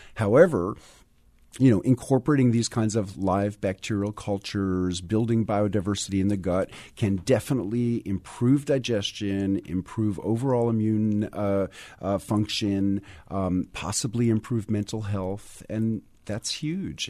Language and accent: English; New York City, New York, United States; moved away as an adult; now in Tennessee, United States; I, grew up in New York City